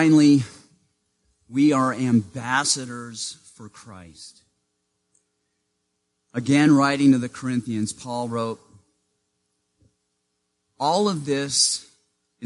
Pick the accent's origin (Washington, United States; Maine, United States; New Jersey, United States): Maine, United States; Growing up in Maine in the small town where I lived, I was what the school district called a walker